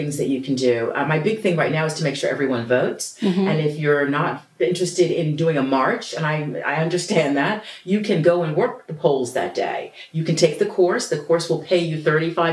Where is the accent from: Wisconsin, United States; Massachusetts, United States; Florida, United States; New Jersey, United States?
New Jersey, United States; Passaic; I wanted to be more than I was in Passaic, New Jersey, about 15 miles from New York City.